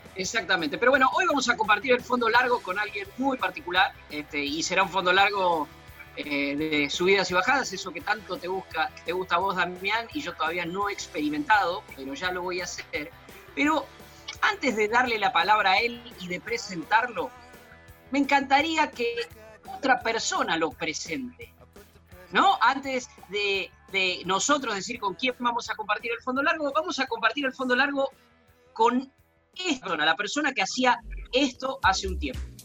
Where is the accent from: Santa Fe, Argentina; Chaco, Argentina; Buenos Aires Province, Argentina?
Buenos Aires Province, Argentina; soy tan bonaerense